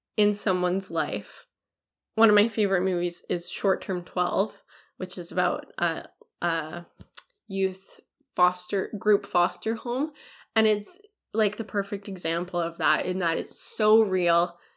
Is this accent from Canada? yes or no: yes; Canada; as a Canadian